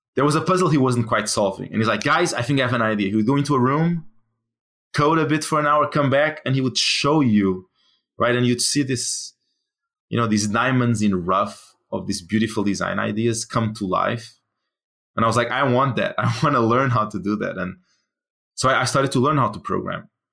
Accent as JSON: {"language": "English", "country": "Portugal", "moved": "yes", "said": "I'm from Portugal"}